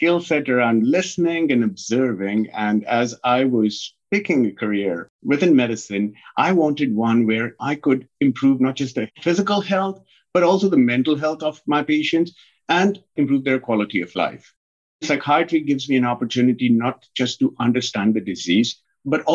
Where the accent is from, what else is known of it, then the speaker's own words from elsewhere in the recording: North India, India; moved away as an adult; also born or lived in United Kingdom / Ukraine / East Coast, United States; now in Stockton, United States; I was born and raised in India